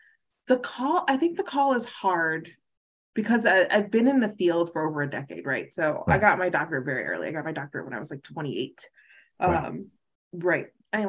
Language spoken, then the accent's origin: English; the South, United States; And I'm a recovering Baptist, so I'm from the South. I used to be in church every Sunday and Wednesday